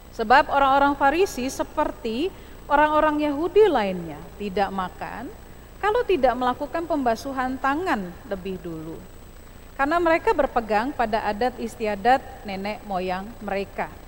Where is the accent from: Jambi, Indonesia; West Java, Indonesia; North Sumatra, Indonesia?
North Sumatra, Indonesia; saya sedikit terbata-bata dengan bat, e, bahasa Batak padahal saya orang Batak ya